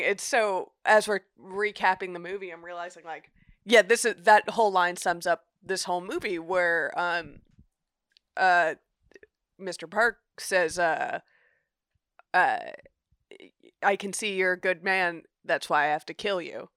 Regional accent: United States; as an American viewer

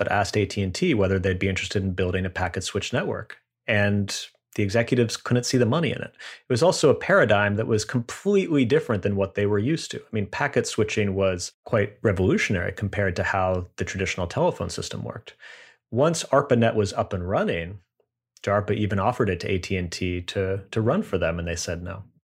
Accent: United States; as an American

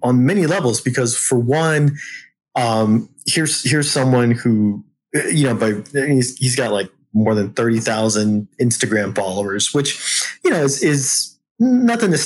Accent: San Antonio, Texas, United States; San Antonio native

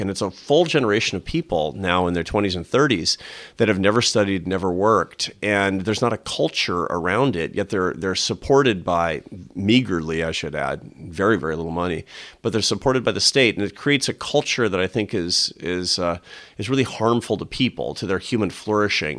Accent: Seattle, Washington, United States; moved away as an adult; also born or lived in Barcelona; I grew up in Seattle

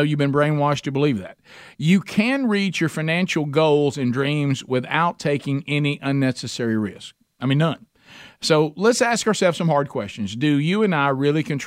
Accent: United States; As an American

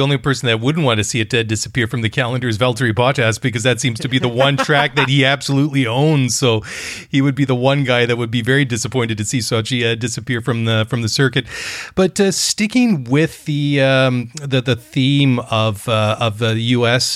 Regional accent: Canada; I'm Canadian guy

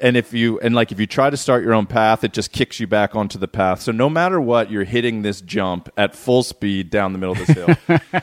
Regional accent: Southern California, United States; growing up in Southern California

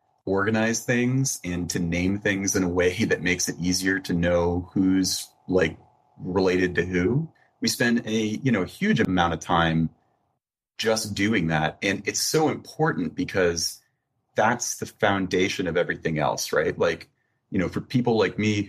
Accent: Florida, United States; I'm like originally from Florida

